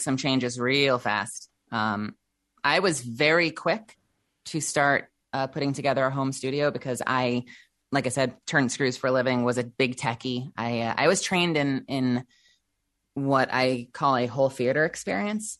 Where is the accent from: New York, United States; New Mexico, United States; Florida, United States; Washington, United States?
New York, United States; Eastern Long Island; also born or lived in Brooklyn, New York; I lived most of my life in Brooklyn, but I was raised out on Eastern Long Island